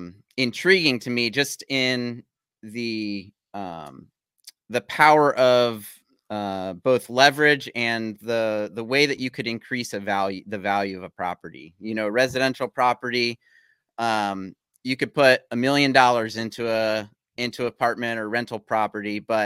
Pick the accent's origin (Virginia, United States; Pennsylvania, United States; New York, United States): Virginia, United States; Virginia Beach; I'm born and raised in Virginia Beach, Chesapeake area